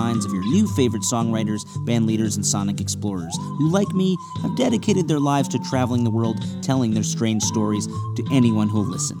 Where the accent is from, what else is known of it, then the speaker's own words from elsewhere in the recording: Los Angeles, California, United States; my hometown Dodgers